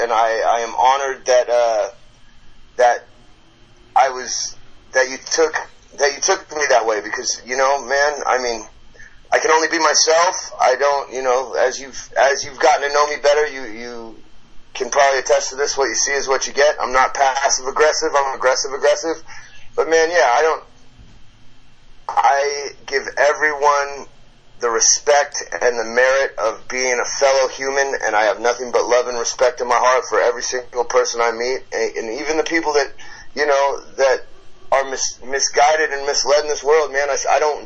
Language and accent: English; United States; also born or lived in Seattle, Washington / Long Beach, California; now in Colorado, United States; I split time between Seattle and Long Beach growing up